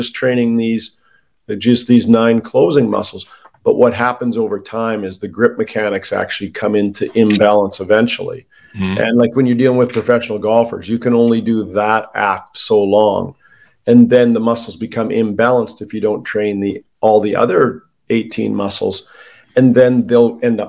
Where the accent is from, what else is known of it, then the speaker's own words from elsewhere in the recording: Canada; I'm Canadian